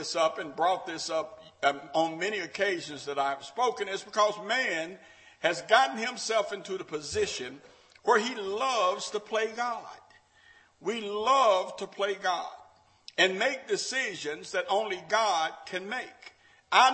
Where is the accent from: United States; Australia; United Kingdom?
United States; Memphis, Tennessee; When I grew up in Memphis